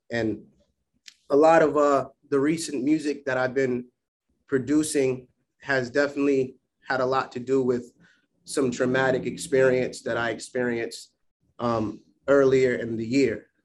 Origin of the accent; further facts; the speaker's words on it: Providence, Rhode Island, United States; flew his body down here to have his funeral in uh, my hometown of Providence, Rhode Island.